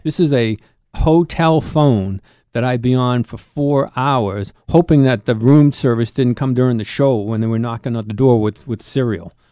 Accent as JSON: {"language": "English", "town": "Boston", "region": "Massachusetts", "country": "United States", "tie": "born or raised there", "said": "I was born in Boston, yes. Boston, Massachusetts."}